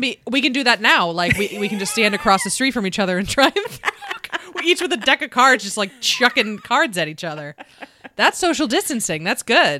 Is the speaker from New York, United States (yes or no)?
yes; Buffalo, New York, United States; accent: Buffalo; my Buffalo accent